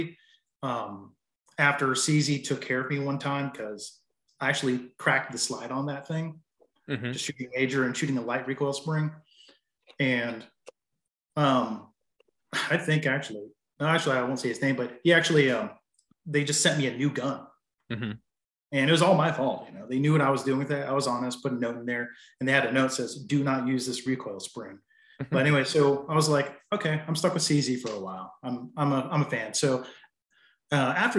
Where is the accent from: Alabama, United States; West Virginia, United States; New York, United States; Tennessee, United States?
Tennessee, United States; near Bristol, Northeast; also born or lived in Asheville area, North Carolina; now in North Carolina, United States; I'm in western part of North Carolina, near Asheville area, and yeah, that's where I'm at. I'm originally from Northeast Tennessee